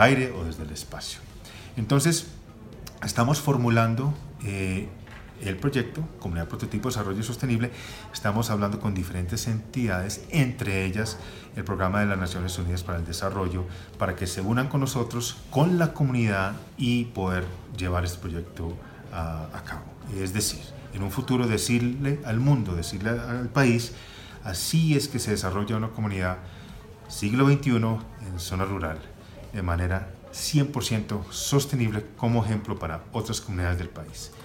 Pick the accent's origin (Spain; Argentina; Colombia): Colombia; moved away as an adult; also born or lived in United States; Siendo colombiano, con un gran interés en regresar al país